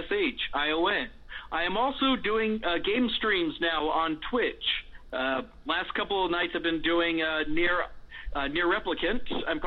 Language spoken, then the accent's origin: English; Riverside, California, United States; I was growing up in Riverside, California.